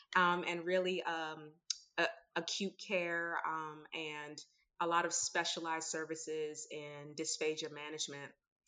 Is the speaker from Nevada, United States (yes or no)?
no; Maryland, United States; I'm from Maryland, the Washington, D.C., Maryland area, and I didn't get it either.